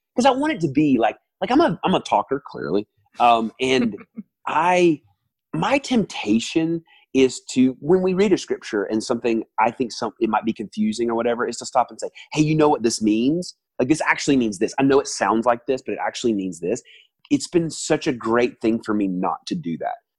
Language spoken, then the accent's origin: English; the South, United States; moved away as an adult; also born or lived in New York; now in Atlanta, United States; I'm originally from the South